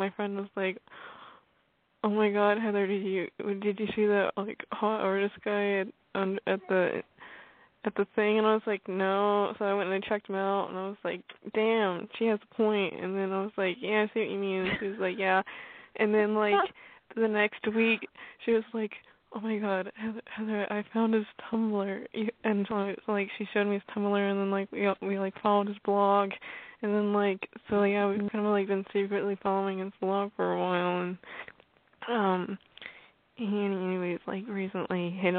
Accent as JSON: {"language": "English", "region": "Arkansas", "country": "United States", "said": "I am going to be 18 in August, and I'm from Arkansas."}